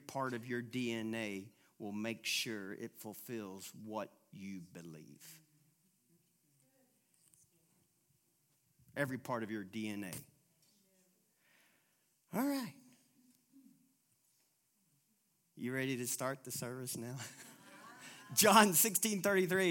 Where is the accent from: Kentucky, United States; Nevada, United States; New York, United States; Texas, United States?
Kentucky, United States; Louisville; I'm from Louisville, Kentucky.